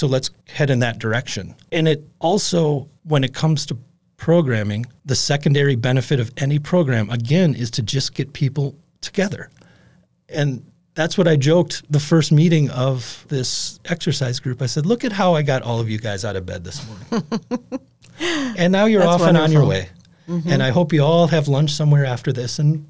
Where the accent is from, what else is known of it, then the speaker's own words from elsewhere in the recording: Appleton, Wisconsin, United States; I grew up in Appleton, in the Fauchery Valley.